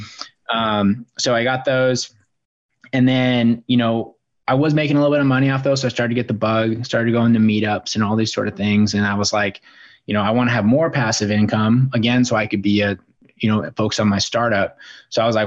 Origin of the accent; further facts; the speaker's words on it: Bozeman, Montana, United States; moved away as an adult; also born or lived in Seattle, Washington; now in Spokane, United States; I grew up out in Bozeman, Montana